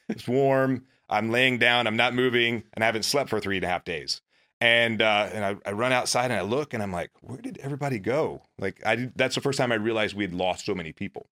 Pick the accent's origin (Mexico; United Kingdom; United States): United States; a little town outside of Meridian, Mississippi; moved away as an adult; I grew up in in Mississippi, a little town outside of Meridian, Mississippi.